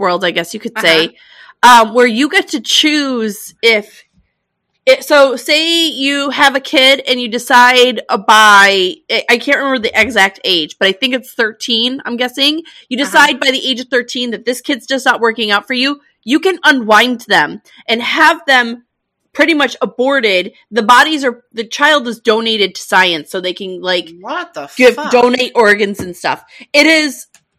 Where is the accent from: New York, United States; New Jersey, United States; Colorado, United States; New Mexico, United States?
New York, United States; it looked like my hometown